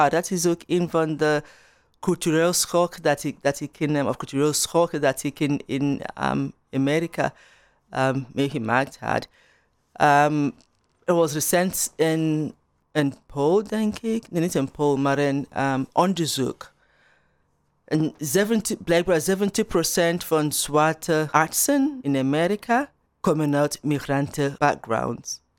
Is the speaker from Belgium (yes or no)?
yes; Turnhout, Flanders, Belgium; In België hadden ze daar echt moeite mee. Dat ze zeggen, ja, ik kom uit Turnhout of Bel België ze vragen, ja, maar, maar waar eigenlijk?